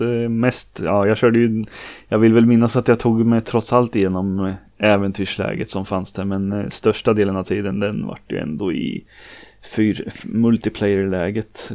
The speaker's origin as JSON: {"language": "Swedish", "town": "Norrköping", "region": "Östergötland", "country": "Sweden", "accent": "Norrköping dialect", "said": "jag är 38 år Norrköpingsbo som det säkert hörs på dialekten"}